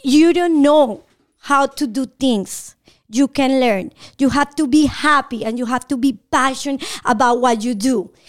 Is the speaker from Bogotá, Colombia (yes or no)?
yes; Bogotá, Colombia; English is a second language; moved away as an adult; now in Atlanta, United States; I'm from Bogotá, Colombia